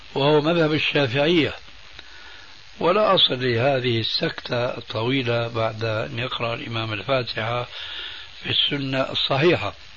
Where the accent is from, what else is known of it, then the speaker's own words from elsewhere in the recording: Syria; عندنا في سوريا